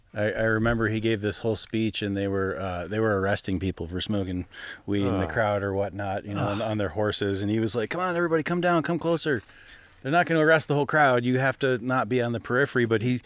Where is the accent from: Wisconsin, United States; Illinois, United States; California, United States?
Wisconsin, United States; Madison; I saw him when I was 18. I grew up in Madison, Wisconsin.